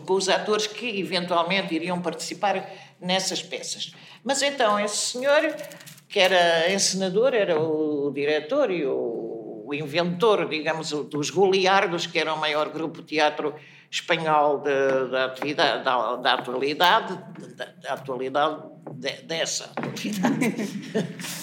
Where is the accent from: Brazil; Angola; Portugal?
Portugal; Espinho, Aveiro District; eu sou de Espinho e, e desde sempre eh, andei pelos teatros, isto é, teatros amadores, não é? De criança, desde os 5 anos